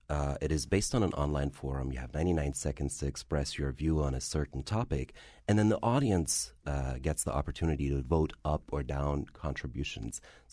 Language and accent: English; Frankfurt, Hesse, Germany; Well, I am of Algerian descent. I'm very much bicultural. I was born and raised in Frankfurt, so I am Arab. I am German.